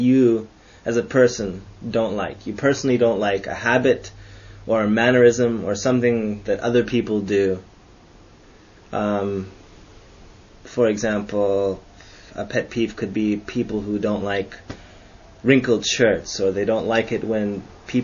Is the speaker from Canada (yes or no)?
yes; Canada; I'm Canadian